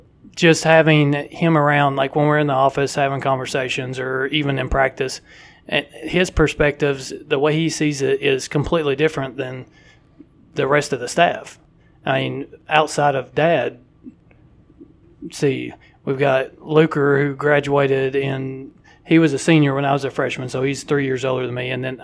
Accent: Whitesburg, Kentucky, United States; also born or lived in Jackson / Mount Sterling; I was born in Whitesburg, down southeastern Kentucky, Letcher County, and spent 4 years.

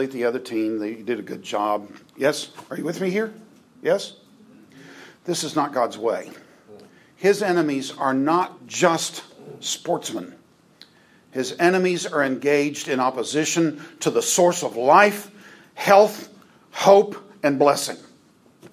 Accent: United States; growing up in the United States

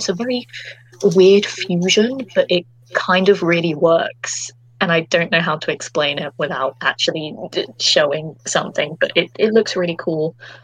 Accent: United Kingdom; accent: British; my authentic British accent

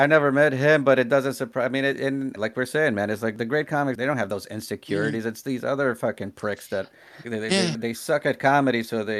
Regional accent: New Jersey, United States; me, and Bobby are all from Jersey.

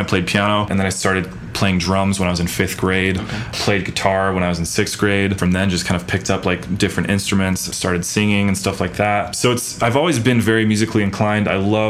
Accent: Alaska, United States; moved away as an adult; now in Utah, United States; Growing up in Alaska, I lived out in the middle of nowhere, pretty much out in the woods.

